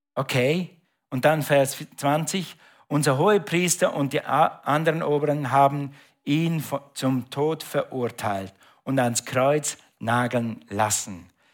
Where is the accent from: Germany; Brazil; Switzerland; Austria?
Switzerland; Ich bin Schweizer, okay, aber wir hatten ein Grundstück in Österreich